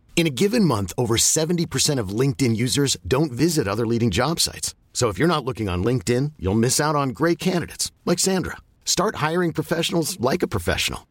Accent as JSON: {"language": "Swedish", "town": "Lidingö", "region": "Stockholm County", "country": "Sweden", "said": "vi är från Lidingö"}